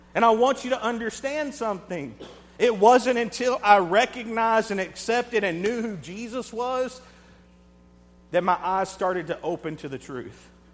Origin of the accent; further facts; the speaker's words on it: United States; I'm American